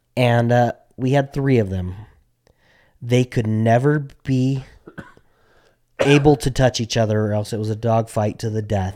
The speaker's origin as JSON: {"language": "English", "town": "Albuquerque", "region": "New Mexico", "country": "United States", "tie": "born or raised there", "said": "we grew up in Albuquerque, New Mexico"}